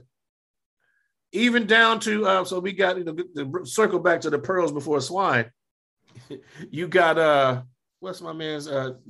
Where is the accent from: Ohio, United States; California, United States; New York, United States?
California, United States; Los Angeles; I grew up in Los Angeles, you know, the deep south of Los Angeles